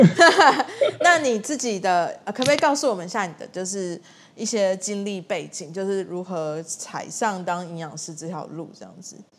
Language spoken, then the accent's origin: Chinese; Tainan, Taiwan; 我们家是台南人